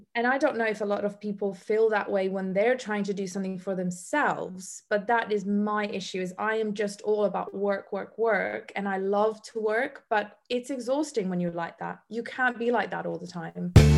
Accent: Bosnia & Herzegovina; moved away; also born or lived in Africa / Iceland; I come from Bosnia. I literally went through the war. I was raised by a single mother.

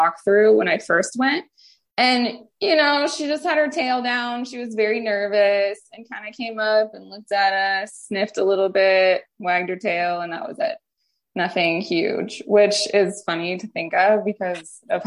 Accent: St. Louis, Missouri, United States; moved away as an adult; now in Las Vegas, United States; I'm from the Midwest in St. Louis.

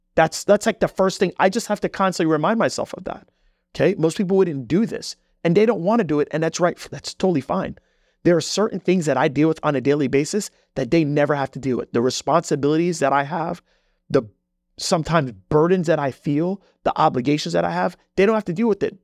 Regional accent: Jamaica; moved away; I come from Jamaica. Like, I'm, I'm not even from this country

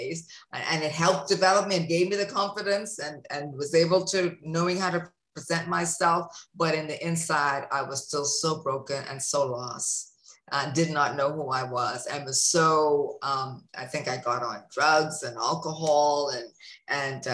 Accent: Bahamas; growing up in the Bahamas

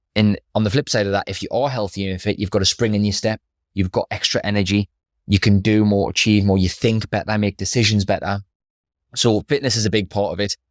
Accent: Newcastle upon Tyne, North East England, United Kingdom; I grew up in Throckley.

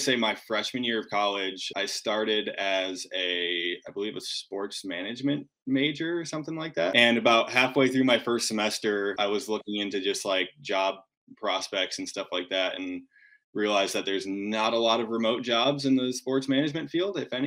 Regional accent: Grand Rapids, Michigan, United States; I'm from from Grand Rapids, Michigan originally

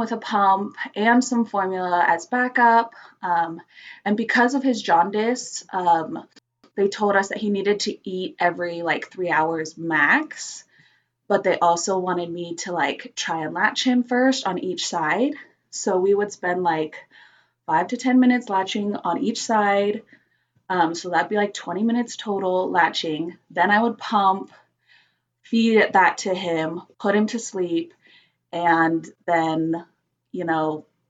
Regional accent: California, United States; moved away; I'm actually from California

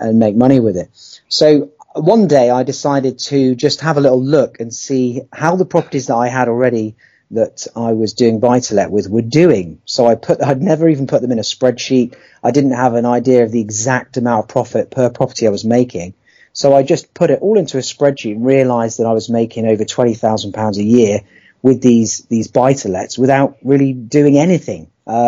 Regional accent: Poole, South West England, United Kingdom; I'm from Poole in Dorset, where I've lived for nearly 30 years now.

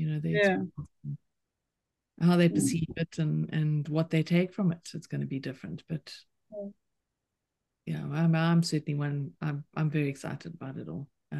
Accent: South Africa; growing up in South Africa

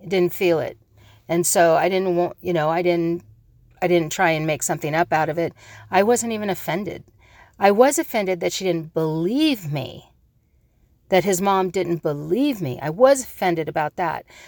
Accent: Hawaii, United States; I'm a Hawaiian

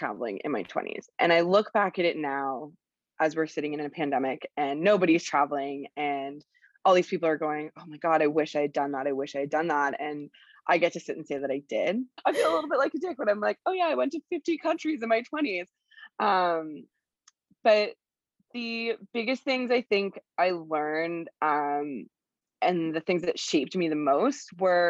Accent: Toronto, Ontario, Canada; moved away as an adult; also born or lived in Nicaragua; I am originally from Toronto

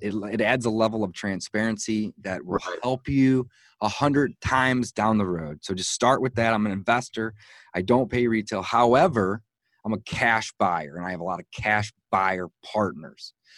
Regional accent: St. Louis, Missouri, United States; I was born and raised in St. Louis, Missouri, and that's where I live today

